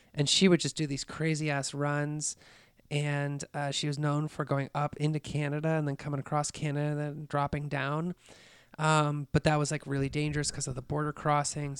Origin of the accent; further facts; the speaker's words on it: Colorado, United States; I grew up in Colorado